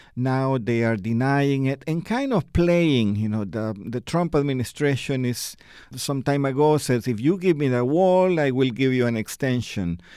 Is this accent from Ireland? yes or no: no; El Salvador; I myself, I am from El Salvador